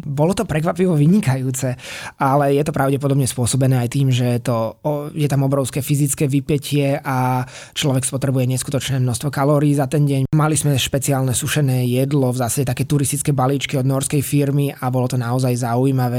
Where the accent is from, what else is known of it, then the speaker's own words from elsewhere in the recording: Slovakia; boli sme traja Slováci